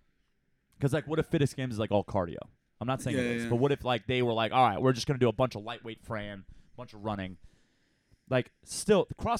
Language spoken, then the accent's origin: English; Ottawa, Ontario, Canada; Growing up in Ottawa, you just come out there and you just fight dudes.